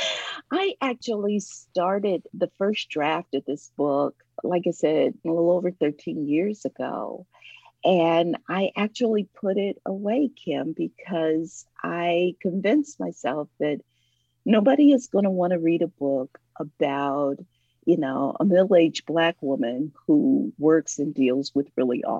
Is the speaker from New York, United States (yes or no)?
no; Ohio, United States; now in Atlanta, United States; I am originally from Ohio, but I've lived here for decades now